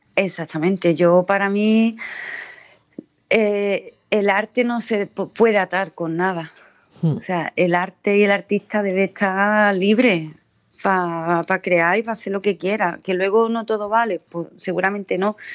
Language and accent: Spanish; Jimena de la Frontera, Andalusia, Spain; also born or lived in Seville; la gente que somos de Andalucía